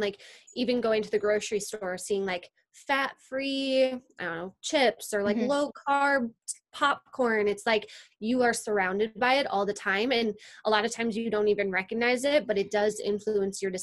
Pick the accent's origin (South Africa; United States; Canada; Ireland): United States; Wisconsin; moved away as an adult; also born or lived in California; I'm originally from Wisconsin